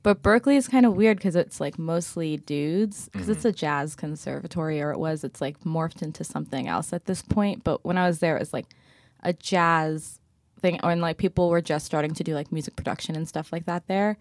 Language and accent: English; West Windsor, New Jersey, United States; moved away as an adult; also born or lived in Boston; now in Brooklyn, United States; I grew up in Central Jersey, so right outside of Princeton